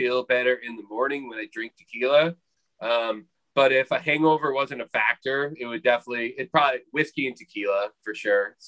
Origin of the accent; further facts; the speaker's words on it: Portland, Oregon, United States; I'm from Portland too